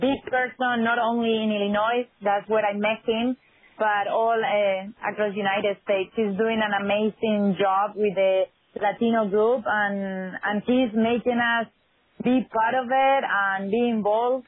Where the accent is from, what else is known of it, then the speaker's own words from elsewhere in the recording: Madrid, Community of Madrid, Spain; English is a second language; moved away as an adult; also born or lived in New York / Chicago; now in San Diego, United States; I was born in Madrid, Spain.